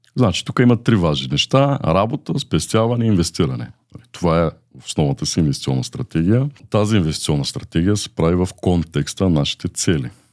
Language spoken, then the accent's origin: Bulgarian; Aksakovo, Varna Province, Bulgaria; От Варна съм родом, израснал съм в град Аксаково.